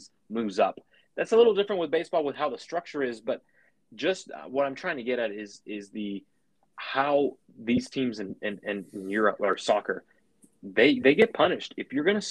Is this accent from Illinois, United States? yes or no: no; San Francisco, California, United States; I grew up in the Francisco area